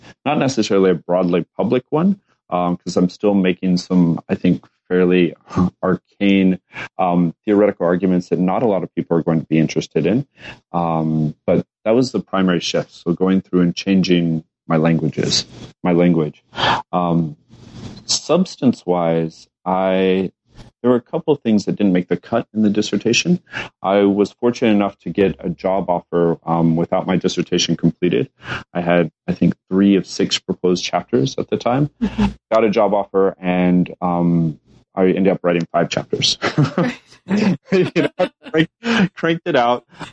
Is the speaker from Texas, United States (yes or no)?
yes; Lubbock, Texas, United States; moved away as an adult; also born or lived in Japan / Chicago; I was also from Lubbock, Texas.